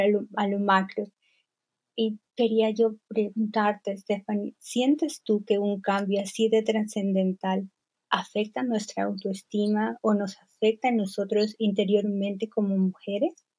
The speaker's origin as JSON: {"language": "Spanish", "region": "northern Peru", "country": "Peru", "tie": "born or raised there", "also_born_or_lived": "Lima, Peru / Cieneguilla, Peru", "moved": "as an adult", "lives_now": "Germany", "said": "Yo soy de Perú y soy del norte de Perú. Crecí siempre en el norte de Perú"}